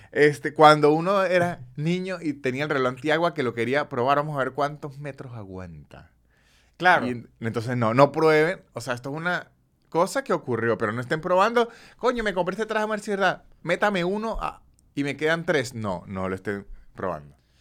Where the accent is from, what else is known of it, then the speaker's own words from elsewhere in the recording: San Cristóbal, Táchira, Venezuela; moved away; en San Cristóbal, el lugar de donde soy yo